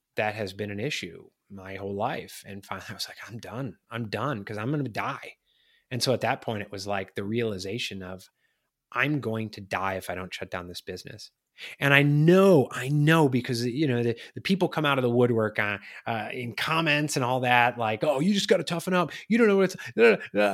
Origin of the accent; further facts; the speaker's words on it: Chicago, Illinois, United States; now in Charleston, United States; I'm from Chicago